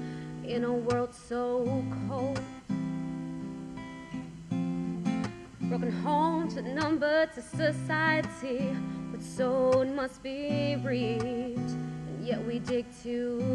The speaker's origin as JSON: {"language": "English", "town": "Jersey City", "region": "New Jersey", "country": "United States", "tie": "born or raised there", "said": "I grew up in Jersey City, when Jersey City wasn't great"}